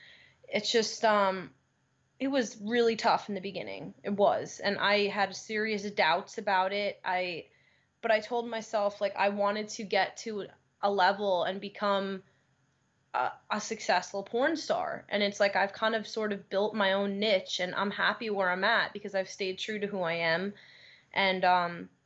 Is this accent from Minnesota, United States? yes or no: no; Long Island, New York, United States; moved away as an adult; now in Los Angeles, United States; I grew up on Long Island, and it was a really good place to grow up